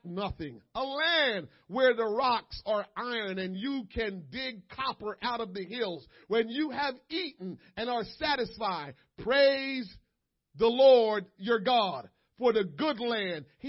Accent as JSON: {"language": "English", "country": "United States", "said": "as an American people"}